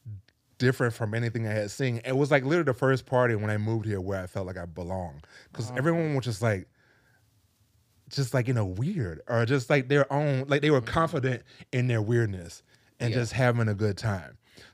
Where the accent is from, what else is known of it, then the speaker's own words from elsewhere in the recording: Jacksonville, Florida, United States; Well, I grew up in Jacksonville. And in Jacksonville, that's where I started DJing, but I was DJing in strip clubs.